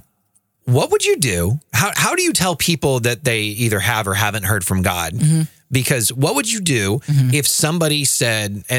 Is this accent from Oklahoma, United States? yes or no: yes; Oklahoma, United States; I'm from Oklahoma. Well, we're both from Oklahoma